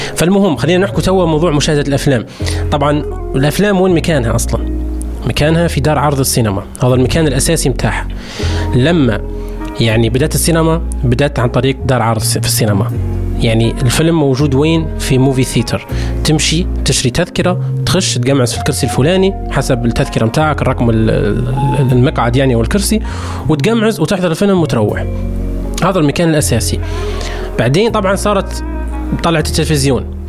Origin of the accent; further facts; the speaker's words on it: Libya; عندنا في ليبيا